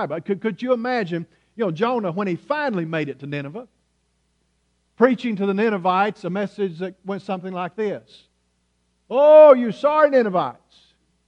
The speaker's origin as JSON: {"language": "English", "country": "United States", "accent": "hillbilly", "said": "my native tongue, which is hillbilly"}